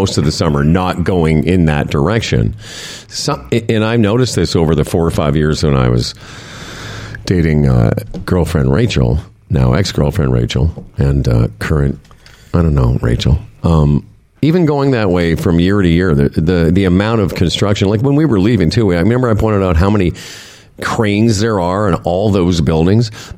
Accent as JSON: {"language": "English", "town": "Moose Jaw", "region": "Saskatchewan", "country": "Canada", "moved": "yes", "lives_now": "Toronto, Canada", "said": "I'm the one from Moose Jaw."}